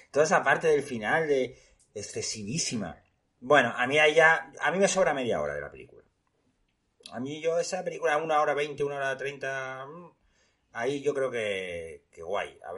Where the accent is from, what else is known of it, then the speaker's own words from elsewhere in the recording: Spain; para que veáis cómo somos los españoles, ¿eh?